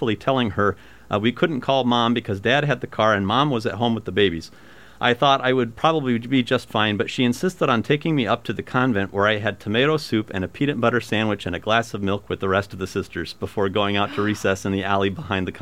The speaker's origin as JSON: {"language": "English", "town": "Ottumwa", "region": "Iowa", "country": "United States", "tie": "born or raised there", "said": "my hometown, Atumwa, still does have a small Catholic school"}